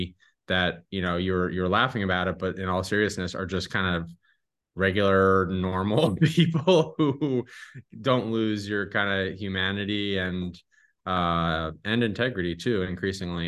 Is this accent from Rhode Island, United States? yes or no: no; Kingston, New York, United States; ran a small agency in my hometown, Kingston, New York